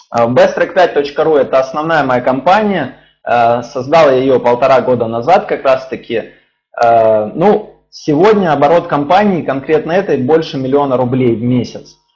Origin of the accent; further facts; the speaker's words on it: Ukraine; also born or lived in Dnipropetrovsk; now in Saint Petersburg, Russia; Украину обнимаю, вообще моя родина